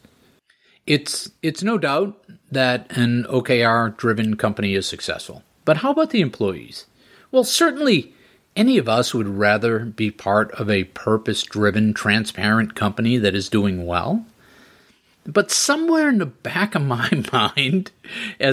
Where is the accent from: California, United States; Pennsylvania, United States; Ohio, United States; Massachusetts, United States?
Massachusetts, United States; Groton; Groton, Massachusetts, my hometown.